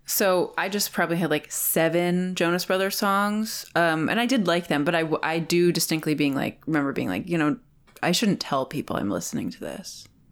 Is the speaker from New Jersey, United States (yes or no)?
yes; New Jersey, United States; moved away; I'm also from New Jersey